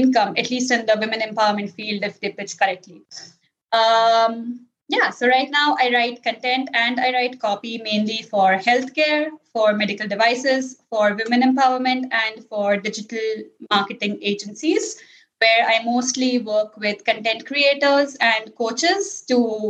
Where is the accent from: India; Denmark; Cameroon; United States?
India; English is a second language; moved away as an adult; now in Italy; my mother tongue is not English, but we have been almost 70% of population in India. We learn English from kindergarten. So like we grew up speaking in English with each other, with our teachers, with people in our school